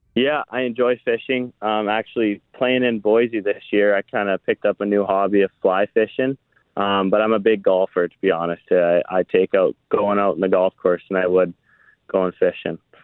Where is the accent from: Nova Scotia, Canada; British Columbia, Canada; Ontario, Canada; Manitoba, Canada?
Manitoba, Canada; Foxwarren; my hometown, Foxwin